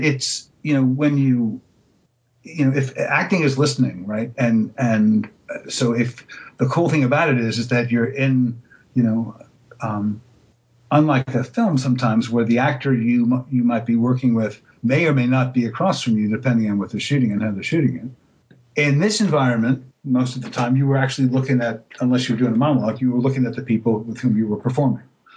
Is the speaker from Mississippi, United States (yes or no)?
no; New York City, New York, United States; moved away as an adult; also born or lived in Greensboro, North Carolina; now in Los Angeles, United States; I spent my born and raised in New York City